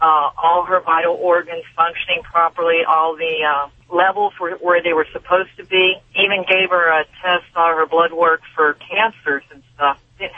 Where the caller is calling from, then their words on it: Arcadia, California, United States; Arcadia, Pasadena area, California.